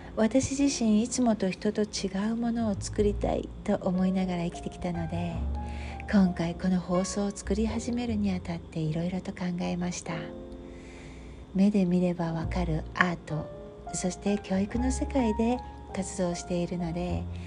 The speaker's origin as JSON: {"language": "Japanese", "country": "Japan", "tie": "born or raised there", "moved": "as an adult", "said": "私は日本で生まれて育った日本人ですが今は外国で暮らしています"}